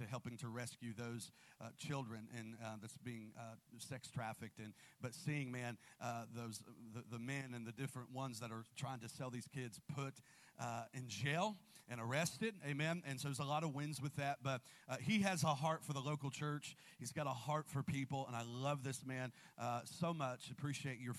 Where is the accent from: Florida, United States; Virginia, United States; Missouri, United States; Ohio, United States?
Ohio, United States; Columbus; I'm from Columbus, and my in-laws are here